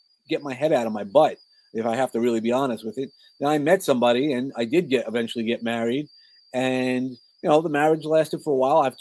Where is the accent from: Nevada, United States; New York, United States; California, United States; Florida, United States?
New York, United States; New York City; accent: New York; also born or lived in San Antonio, Texas; I grew up in Brooklyn.